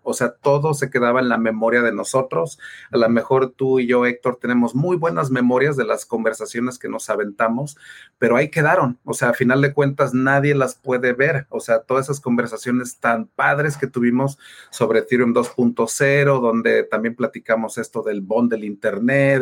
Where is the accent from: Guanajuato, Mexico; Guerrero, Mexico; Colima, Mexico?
Guerrero, Mexico; Taxco; also born or lived in Mexico City; yo soy mexicano, yo soy de ahí cerquita de, Ciudad de México, de Tasco